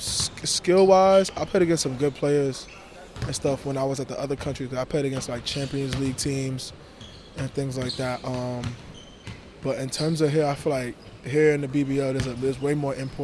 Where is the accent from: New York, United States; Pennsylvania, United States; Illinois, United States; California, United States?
New York, United States; New York City; moved away as an adult; I was born in Brooklyn, New York